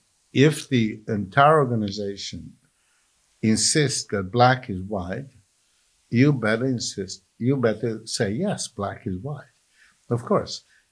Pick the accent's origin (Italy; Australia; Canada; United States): Italy; Palermo, Sicily; You know, I was brought up in Palermo, Sicily, and I must deplore this kind of thing, you know.